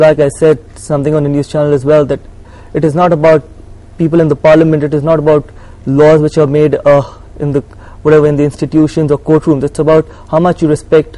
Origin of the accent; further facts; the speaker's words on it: India; Being an Indian